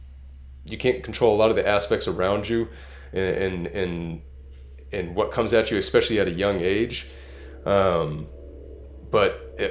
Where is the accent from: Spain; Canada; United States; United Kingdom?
United States; California; also born or lived in Massachusetts; I moved to California when I was 8 years old